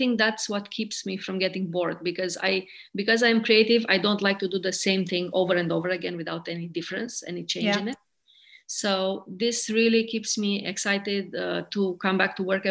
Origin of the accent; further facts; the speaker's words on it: Romania; also born or lived in India / United Kingdom; now in Maine, United States; I'm originally from Romania